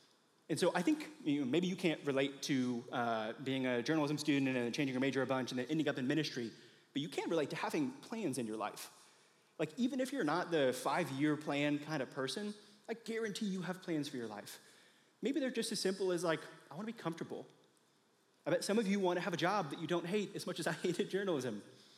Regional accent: Indiana, United States; I came to Mizzou from Indiana with two plans.

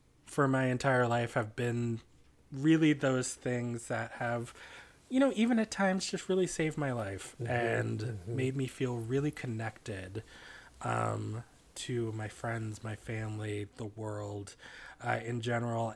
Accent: Washington, D.C. area, suburbs in Virginia, United States; I also grew up in the suburbs in Virginia, much like Lee.

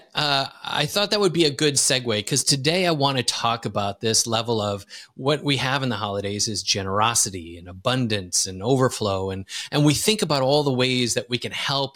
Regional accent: Wisconsin, United States; moved away as an adult; now in Lisbon, Portugal; I grew up in Wisconsin

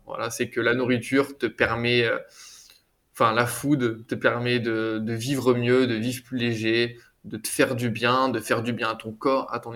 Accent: France; now in Barcelona, Spain; chez moi en France

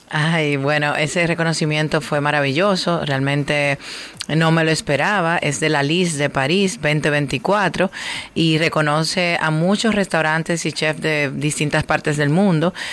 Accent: Dominican Republic; nos identifica como dominicanos

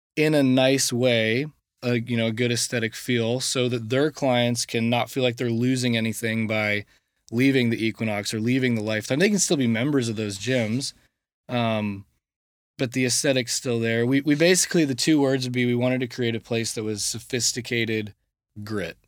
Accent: Coppell, Texas, United States; I went to Coppell High School, which is 30 minutes outside of Dallas

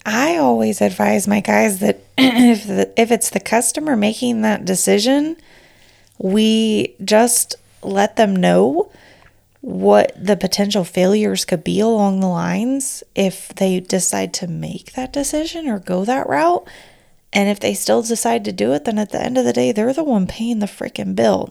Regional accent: California, United States; accent: Valley Girl; I'm from California.

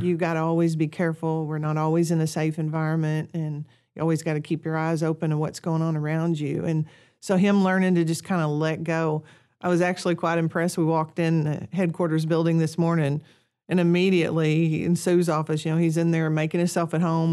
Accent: Kennett, Missouri, United States; moved away as an adult; also born or lived in Piggott, Arkansas; now in Honduras; I'm originally from Kennett, Missouri

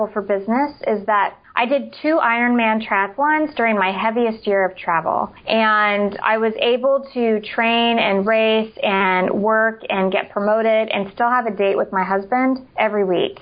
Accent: rural Indiana, United States; moved away; also born or lived in Washington, D.C. / Raleigh, North Carolina; I grew up in rural Indiana

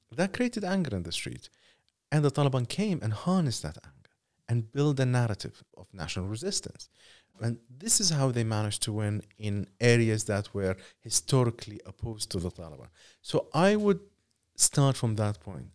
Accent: Iraq; someone who covers conflict and who grew up in conflict, I'm from Iraq

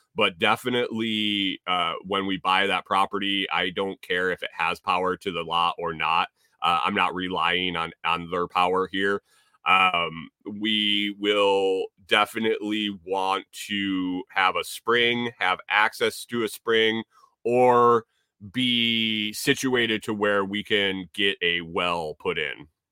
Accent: Minnesota, United States; now in Tennessee, United States; I'm from Minnesota

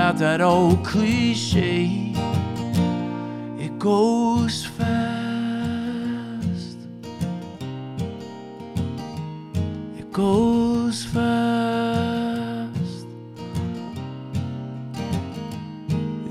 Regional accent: Fairfield, Connecticut, United States; also born or lived in Bridgeport, Connecticut; I grew up in Southern Connecticut, in a town called Bridgeport, a town called Fairfield, which was kind of two very different towns, but it's where my parents lived

